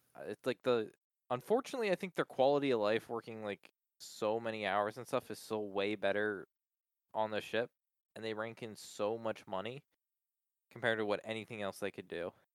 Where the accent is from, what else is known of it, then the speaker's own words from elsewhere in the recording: Palmyra, Pennsylvania, United States; also born or lived in Middletown, Pennsylvania; I just say Hershey now. Palmyra is right next to Hershey